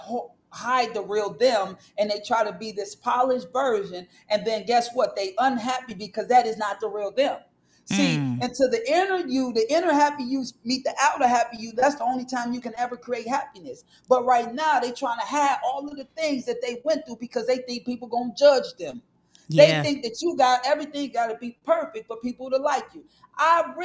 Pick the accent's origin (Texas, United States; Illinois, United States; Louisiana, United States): Illinois, United States; Chicago; moved away; I'm from Chicago originally, so I'm from one of the worst projects in America